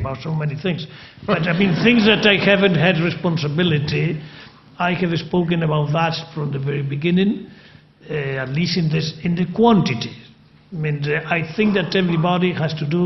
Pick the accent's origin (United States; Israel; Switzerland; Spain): Spain; I am from Spain